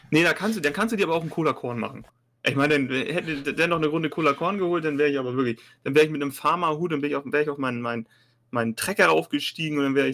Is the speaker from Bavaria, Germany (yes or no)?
no; Hamburg, Germany; Als Hamburger Gladbach-Fan Kölsch zu trinken in Hamburg